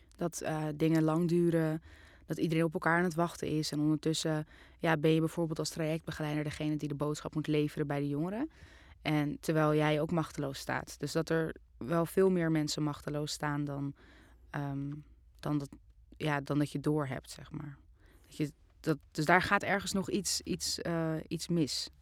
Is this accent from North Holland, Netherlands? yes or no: yes; Amsterdam, North Holland, Netherlands; ik ben in Amsterdam geboren in 1998